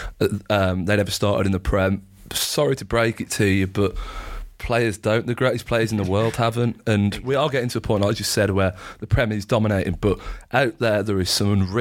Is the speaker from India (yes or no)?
no; England, United Kingdom; we're English both.